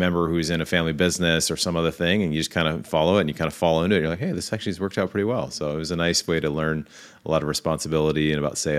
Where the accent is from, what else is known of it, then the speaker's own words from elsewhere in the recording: Seattle, Washington, United States; I grew up in Seattle, Washington